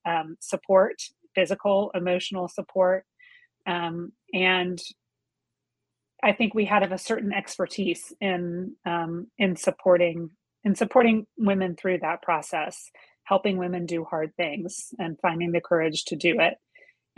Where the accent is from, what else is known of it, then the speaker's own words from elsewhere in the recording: Georgia, United States; moved away as an adult; my husband and I made the decision to move back to Georgia, where I was from, moved into the house that I was born